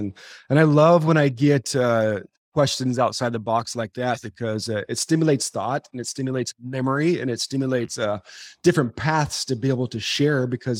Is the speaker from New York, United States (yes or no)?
no; California, United States; Dodger Stadium growing up in Southern California.